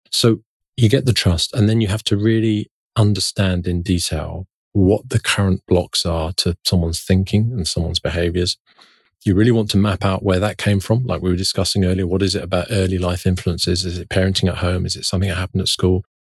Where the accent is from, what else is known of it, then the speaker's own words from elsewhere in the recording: London, United Kingdom; when I was growing up in London in the nineteen seventies and nineteen eighties